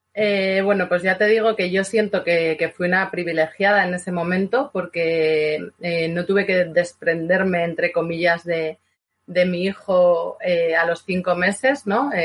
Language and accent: Spanish; Vitoria-Gasteiz, Basque Country, Spain; yo soy de Vitoria